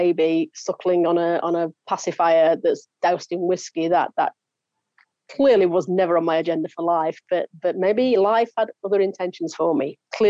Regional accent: the north of England, United Kingdom; in the area where I grew up in Northern England, in the UK

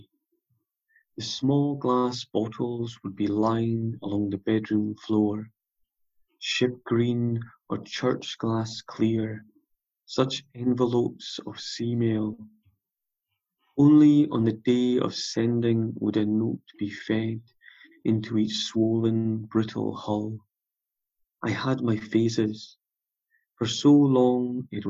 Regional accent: South Uist, Scotland, United Kingdom; moved away; also born or lived in Leeds; I grew up on South Uist, and then I've been on the mainland since

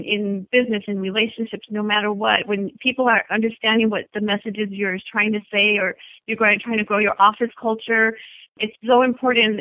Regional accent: El Paso, Texas, United States; now in California, United States; I'm originally from Texas, a border town called El Paso, Texas. And I grew up the middle child of five

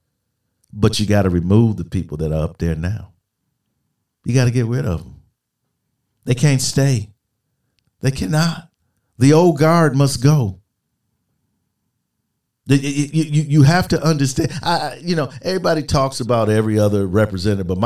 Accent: United States; as an American, especially as an American military man

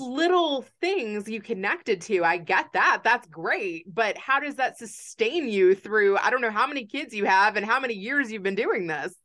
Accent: Kentucky, United States; growing up a Jew in Kentucky

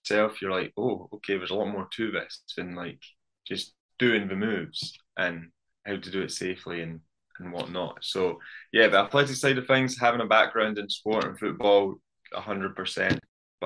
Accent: Scotland, United Kingdom; born or raised there

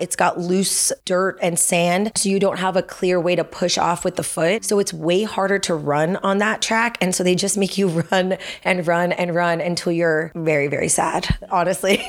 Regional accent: Los Angeles, California, United States; moved away as an adult; I grew grew up in Chatsworth, so I haven't gone far in a full circle kind of way. I grew up in the Valley

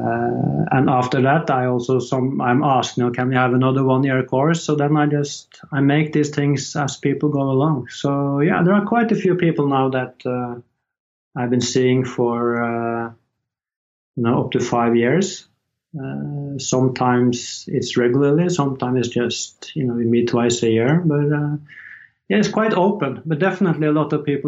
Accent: Horten, Vestfold, Norway; moved away as an adult; I just moved back to my hometown, Horten, with my wife

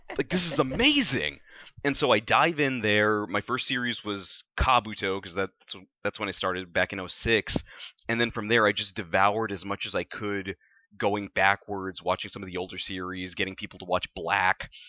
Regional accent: South Texas, United States; when I was a kid growing up in South Texas

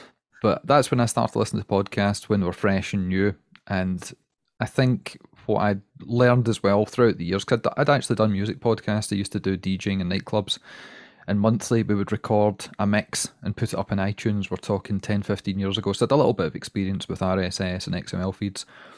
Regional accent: Scotland, United Kingdom; And we're also Scottish. And the Scottish part really helps us out, because everybody in America loves Scotland and they love a Scottish accent, and we can do no wrong.

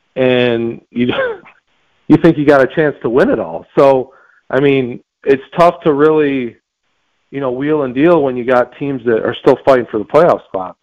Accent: near Buffalo, New York, United States; Well, Buffalo's a little north of me, but but yeah, they're they're they're my hometown team

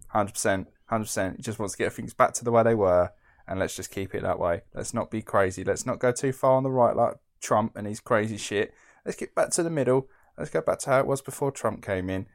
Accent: Essex, East of England, United Kingdom; I'm from Essex

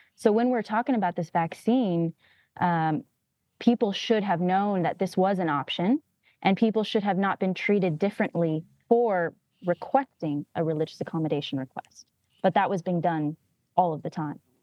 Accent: California, United States; I grew up in California

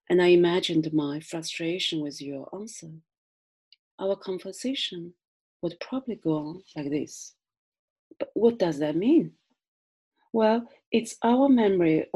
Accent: China; accent: Chinese; first language Chinese; English is a second language; moved away as an adult; also born or lived in Britain; now in United Kingdom; my Chinese accent and Chinese tongue is very stubborn tonight

